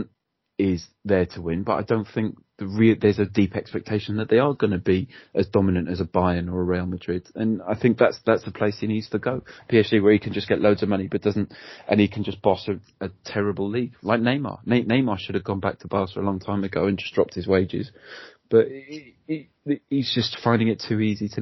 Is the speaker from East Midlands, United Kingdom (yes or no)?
no; Cardiff, Wales, United Kingdom; I grew up in Cardiff